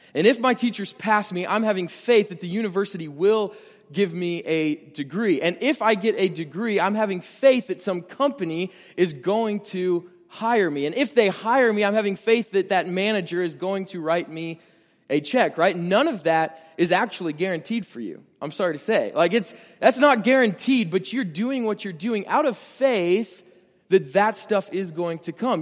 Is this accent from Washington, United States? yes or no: no; Nebraska, United States; I'm from Nebraska